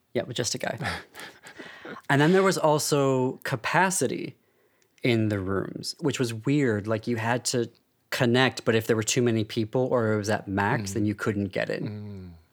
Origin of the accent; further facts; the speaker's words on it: United States; I'm Armenian American and a dual citizen of France and the US